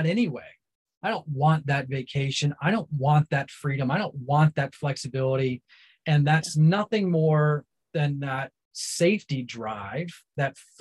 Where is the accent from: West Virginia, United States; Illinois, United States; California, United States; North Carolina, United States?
North Carolina, United States; Central; I was raised in Central North Carolina